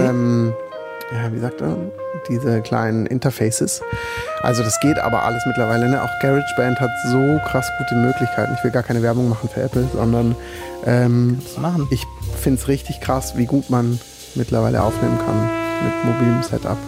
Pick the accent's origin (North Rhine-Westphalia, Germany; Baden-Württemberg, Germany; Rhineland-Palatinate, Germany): Baden-Württemberg, Germany; Black Forest; Ich komme ja aus dem Schwarzwald